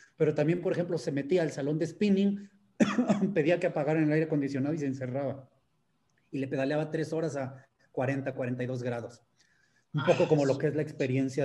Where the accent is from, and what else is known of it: Mexico